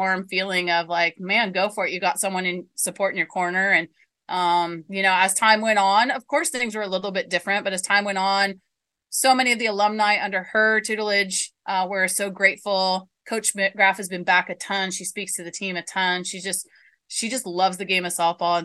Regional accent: United States; I'm American

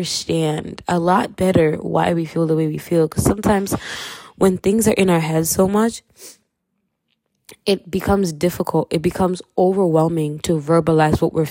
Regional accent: Kenya; accent: Kenyan; I'm Kenyan, so if you hear my accent, yeah, you heard it

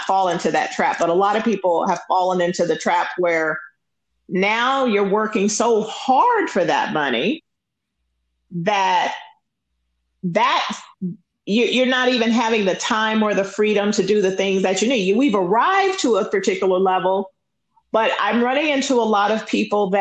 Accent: Los Angeles, California, United States; I grew up in South Central LA, and I didn't see it that it was the hood. I grew up off of Crenshaw and Slauson

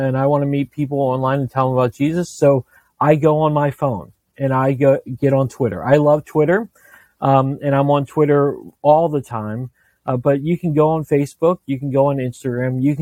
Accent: Northern Virginia, United States; I grew up in Northern Virginia

